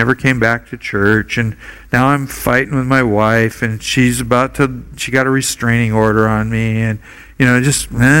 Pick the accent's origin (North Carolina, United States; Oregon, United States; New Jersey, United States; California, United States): Oregon, United States; now in Hawaii, United States; I grew up in Oregon.